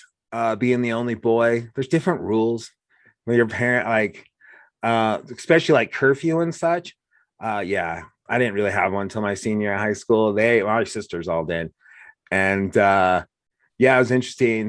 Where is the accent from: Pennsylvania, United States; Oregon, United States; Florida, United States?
Oregon, United States; now in Laramie, United States; all my time growing up in Oregon